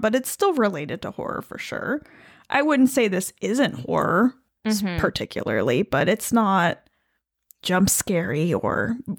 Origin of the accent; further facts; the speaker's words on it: New York, United States; But I am Italian American from the capital region, and we do tend to say things like coffee